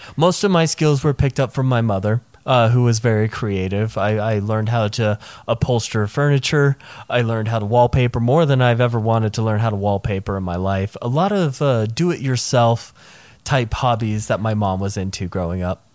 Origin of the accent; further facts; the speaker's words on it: Nashville, Tennessee, United States; I grew up in the Nashville area.